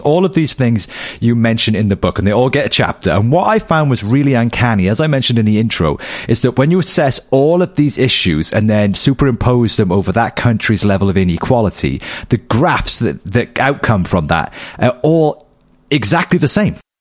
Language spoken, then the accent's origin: English; United Kingdom; as a British citizen